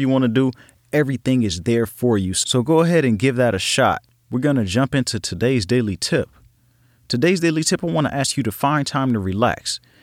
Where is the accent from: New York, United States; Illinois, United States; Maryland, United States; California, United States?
California, United States; Los Angeles; I grew up in Los Angeles, California, in a section called Watts